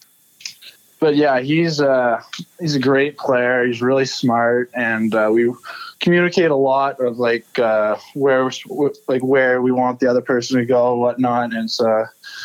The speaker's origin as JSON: {"language": "English", "town": "Elmira", "region": "Ontario", "country": "Canada", "tie": "born or raised there", "said": "I grew up just outside of Elmira"}